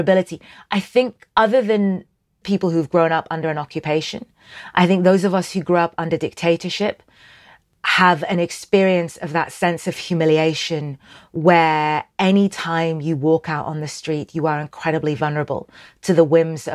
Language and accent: English; Sudan; I'm from Sudan.